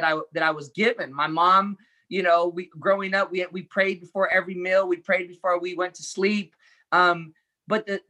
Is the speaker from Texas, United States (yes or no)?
no; Los Angeles, California, United States; I was born in East